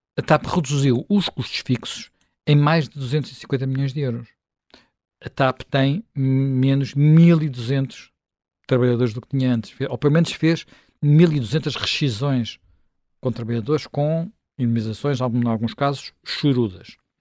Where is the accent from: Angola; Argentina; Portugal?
Portugal; eu sou um português, sou um português contribuinte